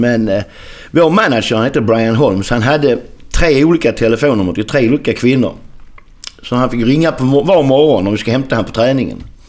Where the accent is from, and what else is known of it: Skåne, Sweden; accent: Skånska; moved away as an adult; also born or lived in Landskrona / Melbourne, Australia / San Jose, United States